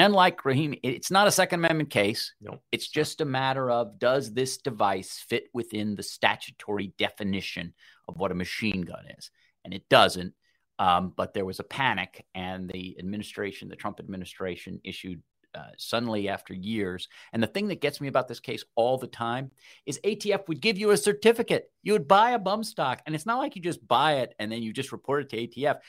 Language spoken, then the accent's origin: English; New York, United States; Those of us from New York